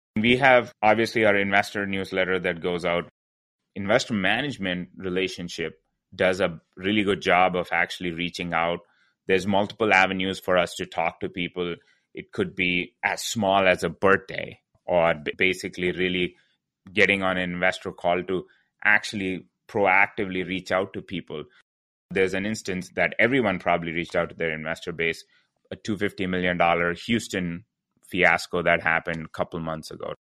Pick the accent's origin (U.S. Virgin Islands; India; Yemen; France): India; moved away; I'm originally from India